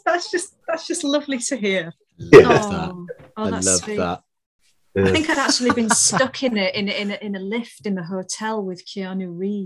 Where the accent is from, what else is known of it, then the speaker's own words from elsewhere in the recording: Halifax, Yorkshire and the Humber, United Kingdom; I know. I am an absolute lightweight when it comes to weather. Terrible. I'm an excuse of a northerner.